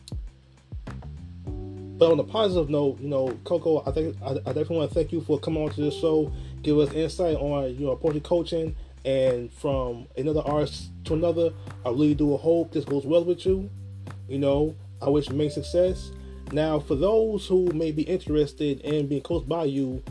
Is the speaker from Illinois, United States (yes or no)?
yes; Chicago, Illinois, United States; my hometown, Chicago, Illinois